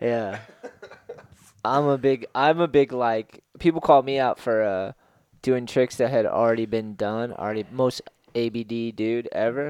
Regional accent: East Coast, United States; moved away; growing up on the East Coast

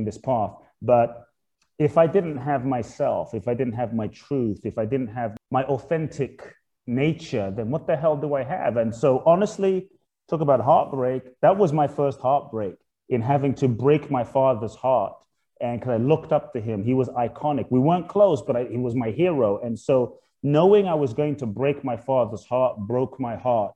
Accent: London, United Kingdom; also born or lived in Ghana; I was born in Ghana, West Africa. My father's from Ghana. My mother's Japanese. I grew up in London. We're just speaking. I grew up in Peckham, Dulwich, Brixton, Camberwell, South London

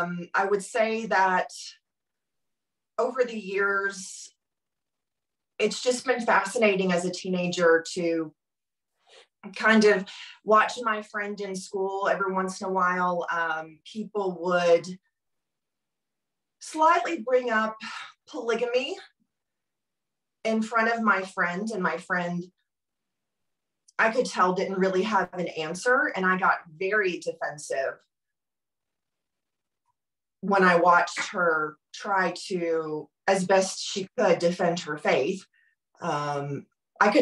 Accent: Germantown, Tennessee, United States; I was born and raised in Memphis, suburb outside of Memphis would be Germantown.

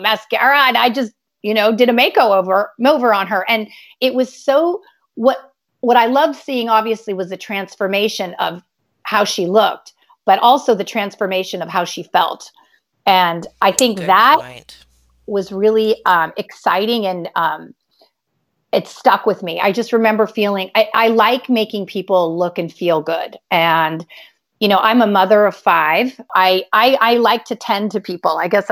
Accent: California, United States; I grew up in California

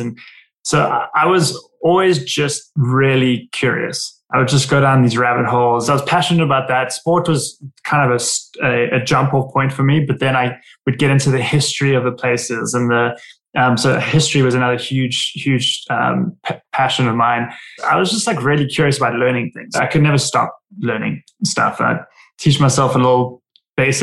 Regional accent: Cape Town, Western Cape, South Africa; moved away as an adult; now in New Jersey, United States; originally from South Africa, spent most of my life growing up in Cape Town, and then moved here to the States about 11 years ago now.

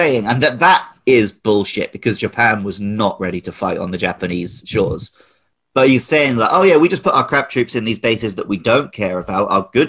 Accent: United Kingdom; because I grew up in the West

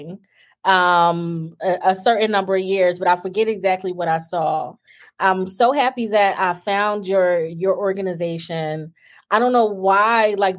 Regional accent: New Jersey, United States; now in Texas, United States; I'm originally from New Jersey. We're in Texas now.

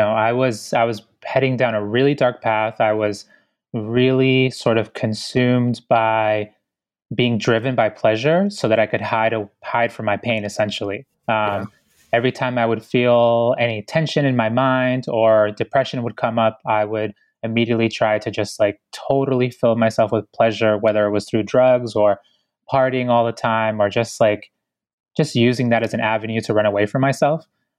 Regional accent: Ecuador; born there; moved away; because I was born in Ecuador. So I'm an immigrant, you know, a proud one too.

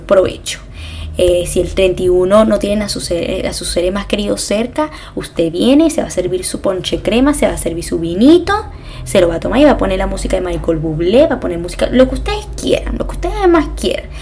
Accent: Venezuela; moved away; yo soy de Venezuela

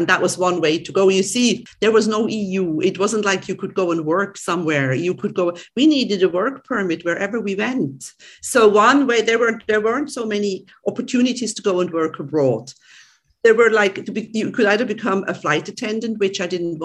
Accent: Switzerland; first language German; English is a second language; moved away as an adult; also born or lived in Spain / Greece; now in Cyprus; I was born in this German-speaking village in Switzerland

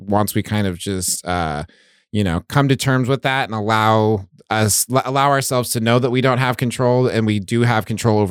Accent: United States; I was raised in America in a capitalist system

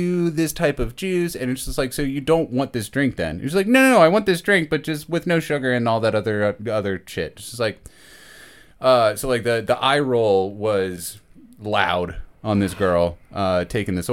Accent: Maryland, United States; moved away; I'm from Maryland

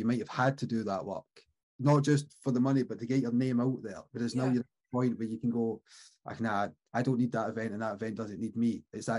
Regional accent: Oban, Scotland, United Kingdom; born or raised there

